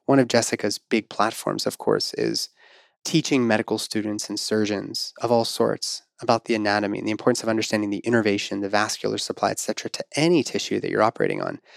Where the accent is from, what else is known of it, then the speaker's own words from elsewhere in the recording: Pittsburgh, Pennsylvania, United States; my hometown of Pittsburgh